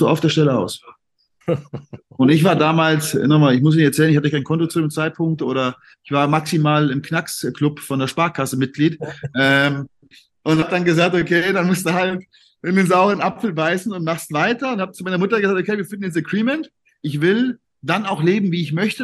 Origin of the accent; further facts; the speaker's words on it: Siegerland, North Rhine-Westphalia, Germany; also born or lived in Cologne; ich bin ja, ich bin ja eigentlich gebürtiger Kölner. Ähm, meine Eltern kommen ja beide aus dem Siegerland. Ja. Und dann bin ich mit viereinhalb, also ich weiß es nicht mehr, aber bin ich anscheinend zurück ins Siegerland gezogen. Und von daher habe ich ja dort meine ganze Jugend und meine ganze Kindheit verbracht